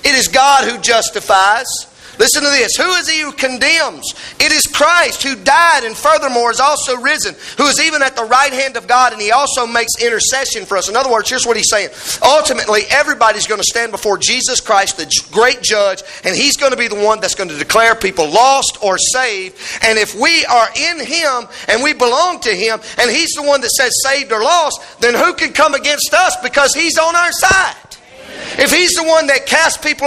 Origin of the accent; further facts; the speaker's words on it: United States; we're American